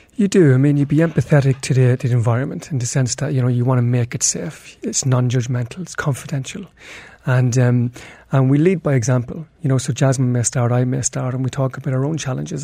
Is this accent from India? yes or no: no; Ireland; now in Dubai, United Arab Emirates